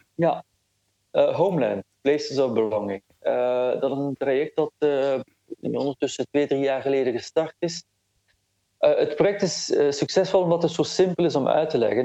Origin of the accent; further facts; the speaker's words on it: Flanders, Belgium; ik ben wel degelijk opgegroeid in, eh, in Vlaanderen en dat voel ik ook heel sterk